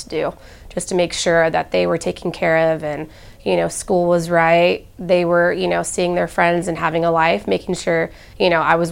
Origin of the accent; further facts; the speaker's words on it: Temecula, California, United States; moved away as an adult; now in Columbus, United States; I'm from California. I don't have family here